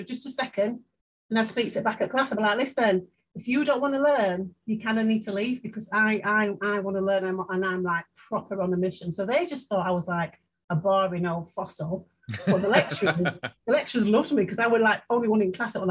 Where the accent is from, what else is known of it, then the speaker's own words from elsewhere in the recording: Leeds, Yorkshire and the Humber, United Kingdom; I'm from Chapeltown in Leeds. And I've left school with nothing